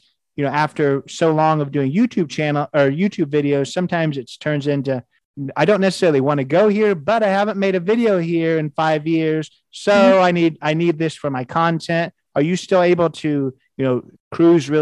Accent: United States; as an American

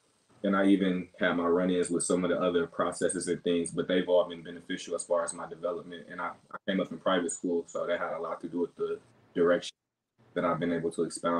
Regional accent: Camp Lejeune, North Carolina, United States; So I grew up on Camp Lejeune down in North Carolina.

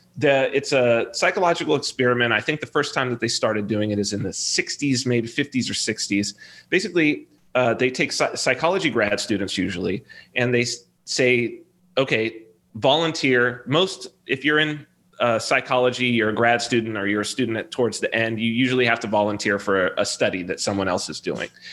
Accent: Southern California, United States; I'm from Southern California

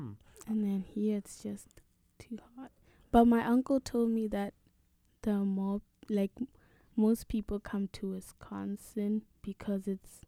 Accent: Gaborone, South-East District, Botswana; now in United States; I'm from Botswana, I don't know a lot about Botswana because I was just in the capital city.

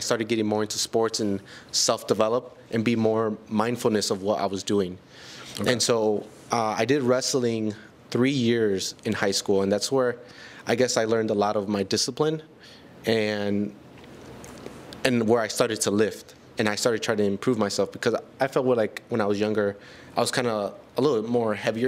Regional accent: Milwaukee, Wisconsin, United States; I was born and raised in Milwaukee

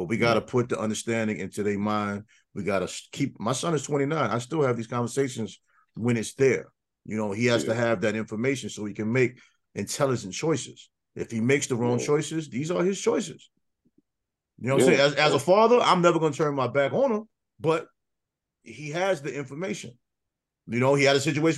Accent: New York, United States; I grew up in New York playing Little League baseball

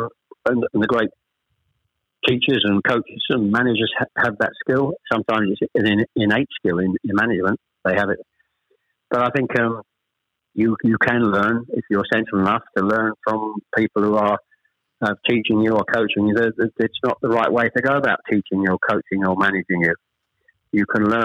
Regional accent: Chelmsford, East of England, United Kingdom; also born or lived in Ashton-under-Lyne / Manchester; We actually moved south from Manchester. I was born in Ashton-under-Lyne. We actually moved south to Chelmsford when I was probably, I was the eldest of three, when I was probably about 7

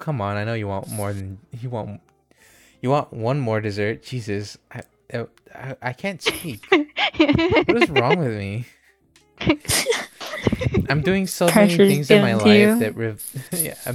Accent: United States; I'm an American

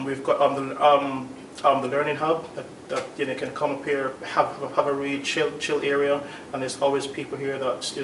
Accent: London, United Kingdom; moved away as an adult; now in Basingstoke, United Kingdom; Well, I'm also from London, really. I used to live in London before I moved to Basingstoke

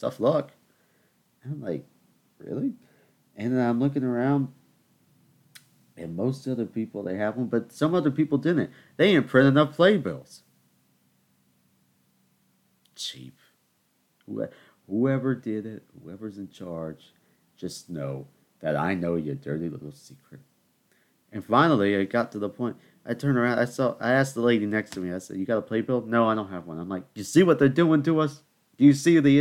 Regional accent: the South, United States; because I'm from the South, and that's how we speak down here.

